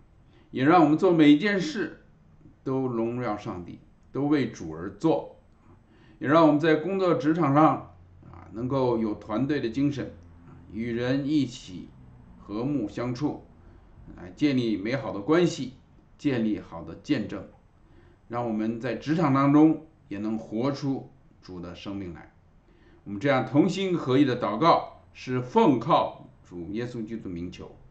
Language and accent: Chinese; China; 我们中国人呢，最怕搞关系啊，我们常常都喜欢这个单打独斗